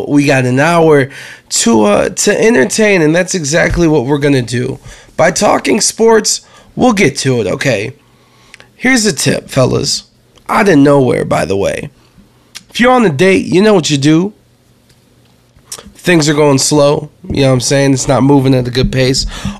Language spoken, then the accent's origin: English; Florida, United States; so I grew up in Florida, I went to school in Florida, so we went to Disney World.